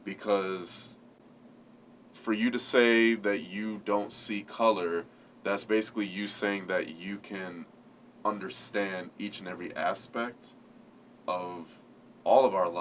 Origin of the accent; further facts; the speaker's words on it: California, United States; moved away; I grew up in California, in the West